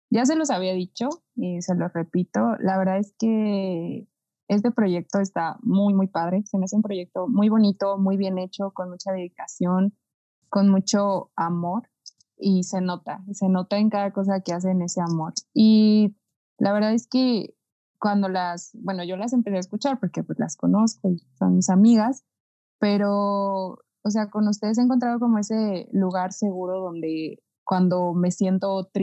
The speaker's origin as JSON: {"language": "Spanish", "country": "Mexico", "said": "porque yo soy de aquí, de Swifting, y yo soy de México"}